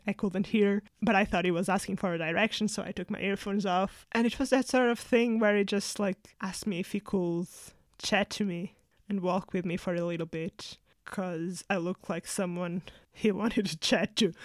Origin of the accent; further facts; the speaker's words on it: Portugal; moved away as an adult; now in United Kingdom; growing up in Portugal